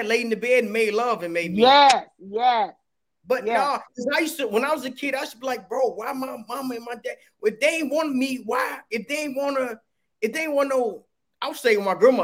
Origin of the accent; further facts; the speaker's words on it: Chicago, Illinois, United States; I'm from Old Gill Gardens too